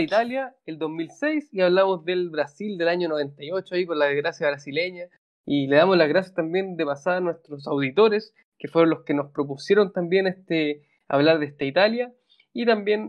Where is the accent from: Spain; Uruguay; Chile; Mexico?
Chile; lo digo como chileno